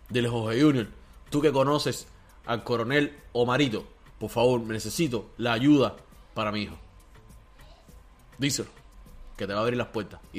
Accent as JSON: {"language": "Spanish", "country": "Cuba", "said": "Porque nosotros sí somos cubanos de verdad y sí estamos con el pueblo."}